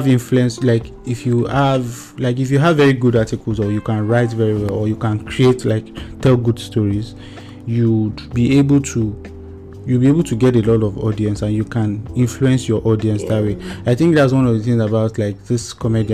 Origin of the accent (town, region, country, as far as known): Nigeria